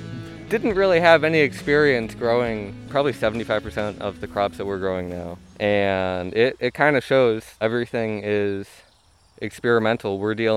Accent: Indiana, United States; We came from Northwest Indiana, and we had some experience growing food there.

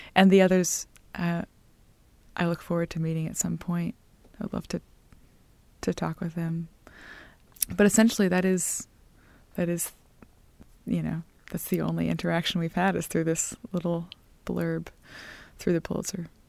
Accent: Greenville, North Carolina, United States; I grew up in Greenville, North Carolina

